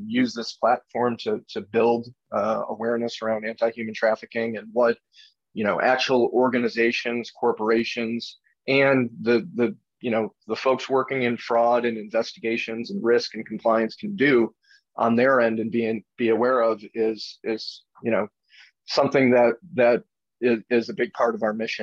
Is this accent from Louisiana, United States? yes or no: no; New York, United States; moved away as an adult; also born or lived in Manhattan; now in North Carolina, United States; I'm from New York originally, spent most of my career in Manhattan